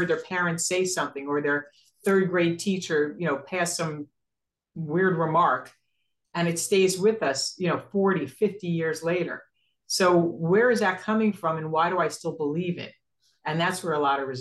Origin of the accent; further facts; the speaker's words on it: New York City, New York, United States; we're from Brooklyn